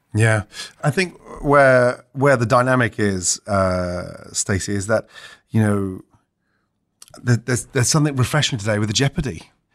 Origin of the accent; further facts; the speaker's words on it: Stratford-upon-Avon, West Midlands, United Kingdom; I grew up in Stratford upon Avon